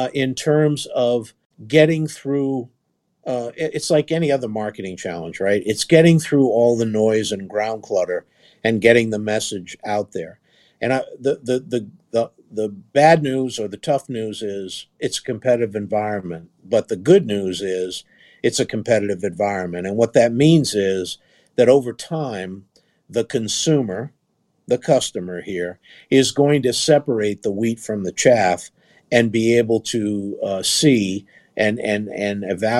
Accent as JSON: {"language": "English", "region": "East Coast", "country": "United States", "tie": "born or raised there", "said": "I grew up in the East Coast"}